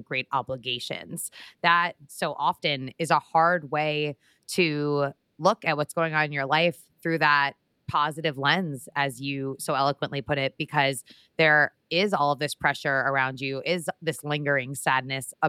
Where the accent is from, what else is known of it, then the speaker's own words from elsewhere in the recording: Connecticut, United States; I was born in Connecticut